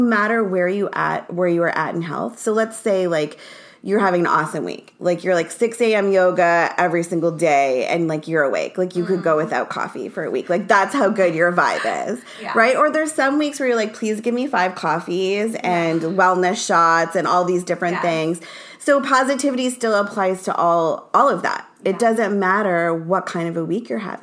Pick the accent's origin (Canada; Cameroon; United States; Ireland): Canada; moved away; I'm actually Canadian, so I did a lot of acupuncture in Canada